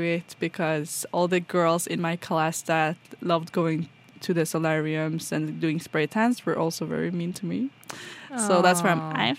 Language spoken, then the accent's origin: English; Trondheim, Trøndelag, Norway; Well, I'm from Trondheim, so it's kind of just a little smaller than Oslo, but it's still kind of a city in that regard.